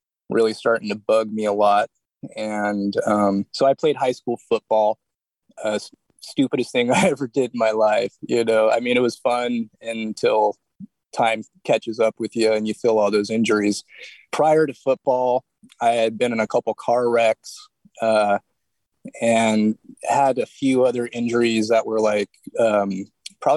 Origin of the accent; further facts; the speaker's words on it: Santa Cruz, California, United States; I'm from Santa Cruz, California